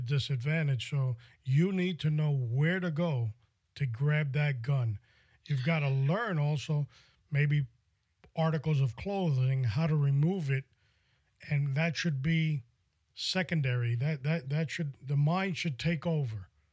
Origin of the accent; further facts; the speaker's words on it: New York City, New York, United States; I must have been 12 or 13 years old, growing up in New York City